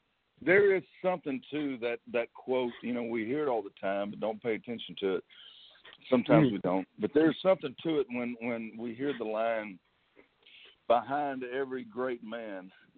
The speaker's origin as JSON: {"language": "English", "region": "North Louisiana", "country": "United States", "moved": "as an adult", "lives_now": "Nashville, United States", "said": "Hey, well, I'm from Louisiana. I'm not a Cajun. I'm North Louisiana."}